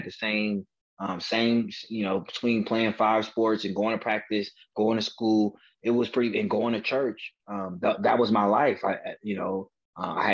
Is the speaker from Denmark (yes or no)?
no; Oakland, California, United States; I grew up in Oakland, California, which is a predominantly African-American community.